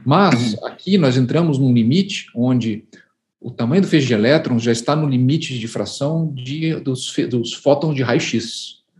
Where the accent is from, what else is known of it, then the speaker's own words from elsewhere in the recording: Curitiba, Paraná, Brazil; moved away as an adult; also born or lived in United States; now in Campinas, Brazil; eu nasci em Curitiba, no Paraná. Eu vim para Campinas fazer a graduação em Física é, em 1990